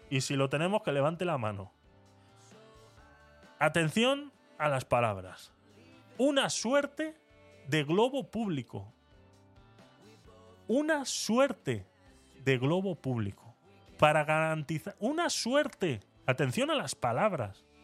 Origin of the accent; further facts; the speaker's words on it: Venezuela; Eh, Mabel y yo somos venezolanas.